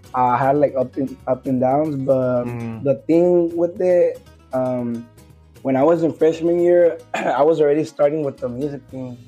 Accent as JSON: {"language": "English", "area": "Coachella Valley", "region": "California", "country": "United States", "tie": "born or raised there", "said": "originally, I'm from the Coachella Valley"}